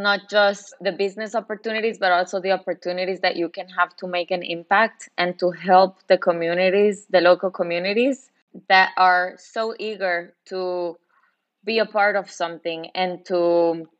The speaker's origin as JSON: {"language": "English", "town": "Guatemala City", "region": "Guatemala Department", "country": "Guatemala", "tie": "born or raised there", "moved": "as an adult", "lives_now": "Israel", "said": "I grew up in the city, in Guatemala City"}